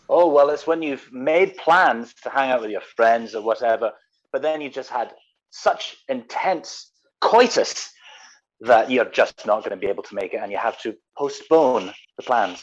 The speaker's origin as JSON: {"language": "English", "region": "Scotland", "country": "United Kingdom", "tie": "born or raised there", "said": "growing up in Scotland"}